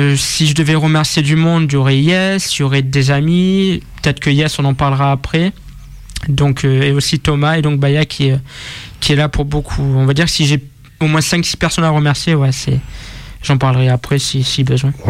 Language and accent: French; Marseille, Provence-Alpes-Côte d'Azur, France; moved away as an adult; now in Lyon, France; je suis né à Marseille, dans le 12e, et j'habite sur Lyon depuis août 2019.